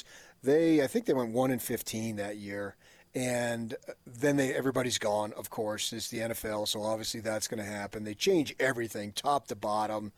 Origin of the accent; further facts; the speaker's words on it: New Jersey, United States; now in Utah, United States; I grew up in New Jersey